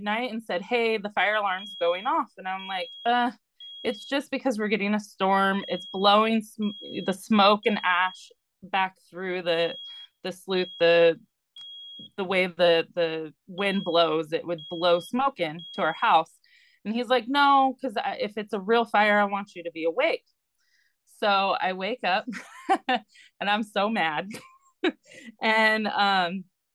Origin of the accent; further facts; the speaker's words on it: Southern California, United States; I'm from Southern California and I'm a licensed midwife